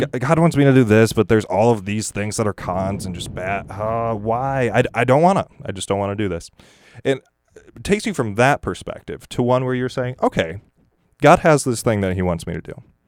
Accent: Michigan, United States; moved away; I'm from Michigan

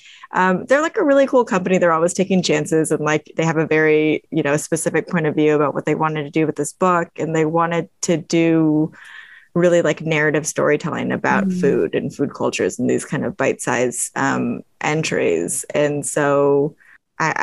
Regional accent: Eugene, Oregon, United States; also born or lived in Honolulu, Hawaii / New York; I was born in Honolulu in Hawaii, and I moved to Oregon with my family when I was 7, and I grew up in Eugene, Oregon.

